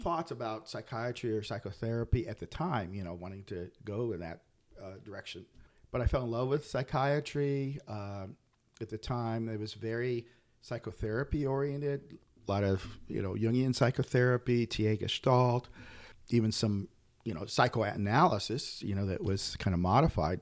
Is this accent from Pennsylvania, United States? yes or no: yes; Pennsylvania, United States; also born or lived in Nashville, Tennessee; now in Humboldt, United States; raised in Pennsylvania